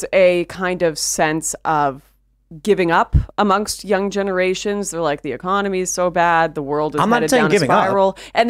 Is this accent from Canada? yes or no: yes; Canada; I'm Canadian